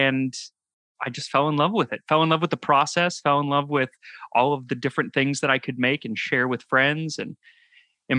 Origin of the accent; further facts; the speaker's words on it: Phoenix, Arizona, United States; moved away as an adult; also born or lived in New York; I grew up in Phoenix, Arizona